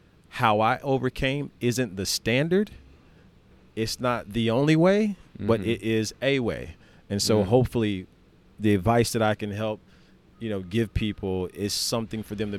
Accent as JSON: {"language": "English", "region": "the South", "country": "United States", "tie": "born or raised there", "said": "Growing up in the South, you said you lived in Greenville for quite some time. So I grew up in the Bible Belt."}